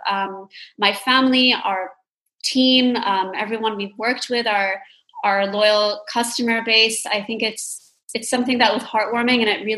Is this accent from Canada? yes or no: no; Dubai, United Arab Emirates; when I was growing up in Dubai